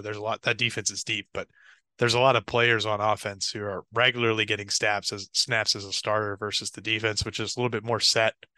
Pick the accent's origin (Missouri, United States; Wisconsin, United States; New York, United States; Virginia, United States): Virginia, United States; I'm from Virginia.